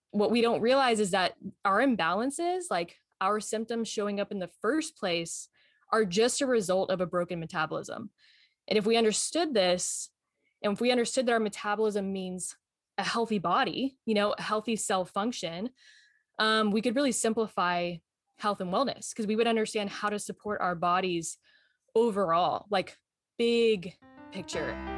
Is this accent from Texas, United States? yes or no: yes; Texas, United States; now in Maui, United States; I was born and raised also in Texas, you know, where Fallon's from, but I found my way over to the islands of Hawaii. So I live on Maui now